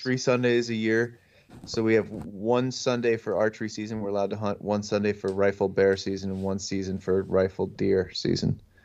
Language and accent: English; northeastern Pennsylvania, United States; I'm from northeastern Pennsylvania. Everybody knows where Scranton is. I'm not, not far from there.